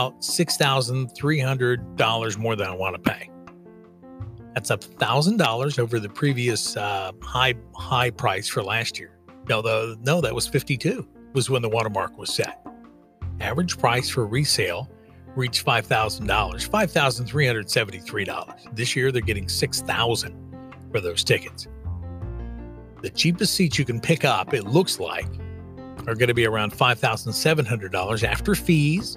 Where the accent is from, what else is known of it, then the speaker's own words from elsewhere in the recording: Kansas City, United States; I'm from Kansas. I grew up in the shadow of Arrowhead Stadium, where the Kansas City Chiefs play